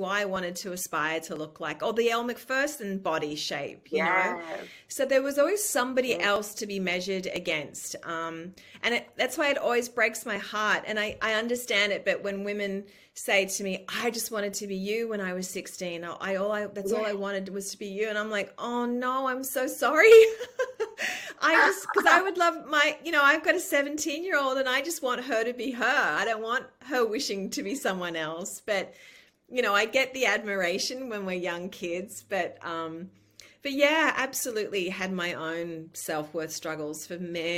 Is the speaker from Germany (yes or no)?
no; New South Wales, Australia; now in United States; And I was like, I'm from New South Wales State.